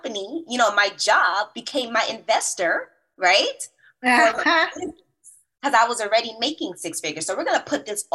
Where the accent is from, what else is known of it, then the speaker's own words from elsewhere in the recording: Roselle, New Jersey, United States; also born or lived in Bronx, New York / Newark, New Jersey; I am New York born, Jersey raised. So originally I'm from Bronx, New York